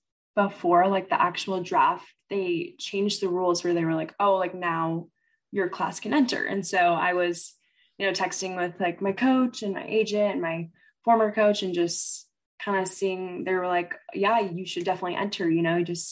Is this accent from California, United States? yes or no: no; Kent, Washington, United States; also born or lived in Seattle; I grew up in the Kent area